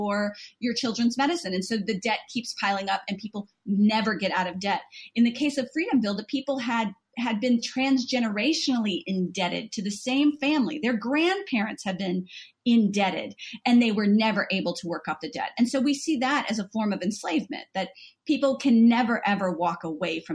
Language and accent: English; Southern Louisiana, United States; now in United Kingdom; I'm from the South, Southern Louisiana